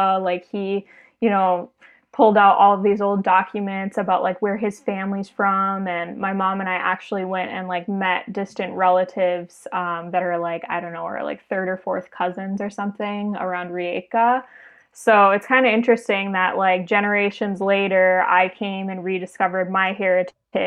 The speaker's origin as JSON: {"language": "English", "town": "Minneapolis", "region": "Minnesota", "country": "United States", "tie": "born or raised there", "also_born_or_lived": "Chicago, United States", "moved": "as an adult", "lives_now": "Dubrovnik, Croatia", "said": "I grew up in the Twin Cities of Minnesota"}